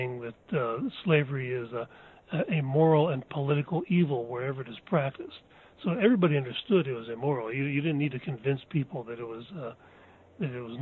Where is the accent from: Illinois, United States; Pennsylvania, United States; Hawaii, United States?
Pennsylvania, United States; I was born and raised in Pennsylvania